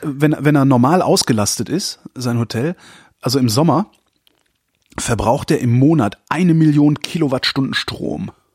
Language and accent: German; Berlin, Germany; als normaler, vorurteilsbeladener Berliner